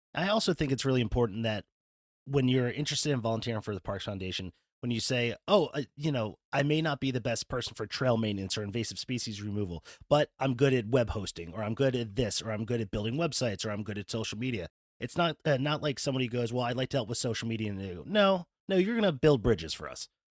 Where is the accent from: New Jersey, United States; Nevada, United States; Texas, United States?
New Jersey, United States; also born or lived in West Virginia; now in Pennsylvania, United States; I'm from New Jersey, went to school in West Virginia.